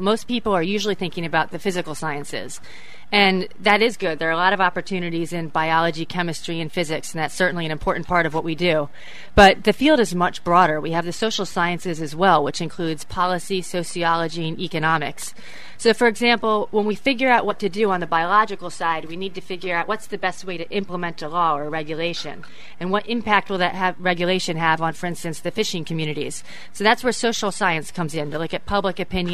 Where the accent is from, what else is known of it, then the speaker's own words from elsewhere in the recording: Bethesda, Maryland, United States; also born or lived in New England; I am from Bethesda, Maryland, and went to graduate school in went to undergrad in New England